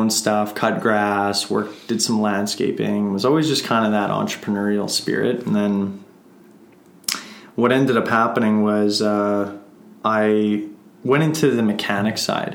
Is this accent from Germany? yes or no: no; Emerson, Manitoba, Canada; my hometown, Emerson, Manitoba, small town